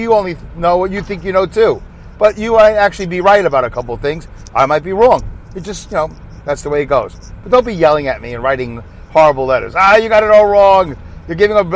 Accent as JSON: {"language": "English", "town": "New York City", "region": "New York", "country": "United States", "said": "my accent because I'm from Brooklyn, New York"}